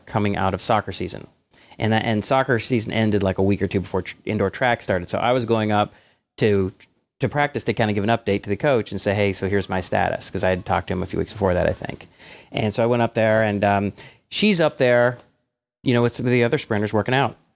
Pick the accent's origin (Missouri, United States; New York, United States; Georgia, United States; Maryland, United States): Georgia, United States; Atlanta; growing up in Atlanta